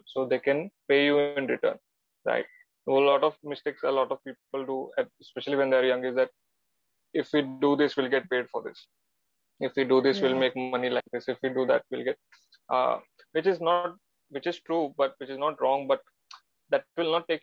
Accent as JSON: {"language": "English", "town": "Mumbai", "region": "Maharashtra", "country": "India", "tie": "born or raised there", "said": "I'm Gujarati and I'm born and brought up in Mumbai, which is not in Gujarat"}